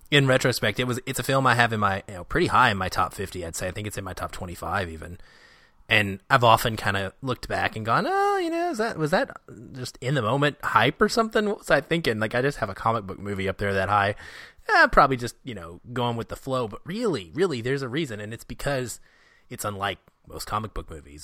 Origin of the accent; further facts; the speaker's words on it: Seattle, Washington, United States; my hometown of Seattle